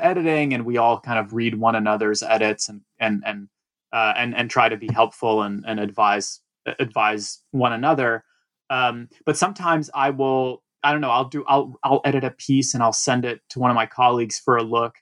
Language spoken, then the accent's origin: English; Atlanta, Georgia, United States; English is a second language; moved away as an adult; also born or lived in Russia / New York; I grew up in Atlanta and then basically, you know, came to New York for college